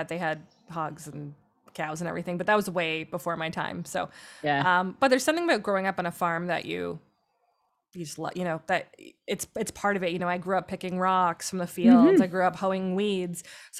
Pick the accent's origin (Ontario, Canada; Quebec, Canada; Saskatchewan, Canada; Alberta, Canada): Ontario, Canada; Tilbury; now in Ottawa, Canada; I'm from Southern Ontario, super flat farmland, grew up on a farm, always loved the outdoors, you know, just played outside a lot.